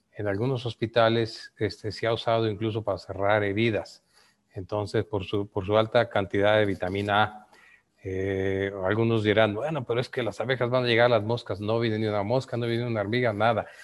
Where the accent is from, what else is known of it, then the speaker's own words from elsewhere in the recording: Yucatán Peninsula, Mexico; Yo que vengo de la península de Yucatán